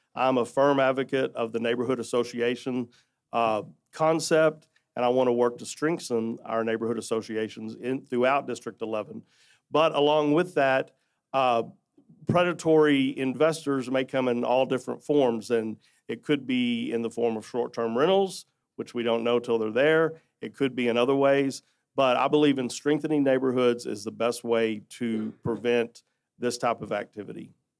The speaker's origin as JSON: {"language": "English", "town": "Fort Worth", "region": "Texas", "country": "United States", "tie": "born or raised there", "said": "I'm a native of Fort Worth. I was born and raised in the Riverside community where I still live"}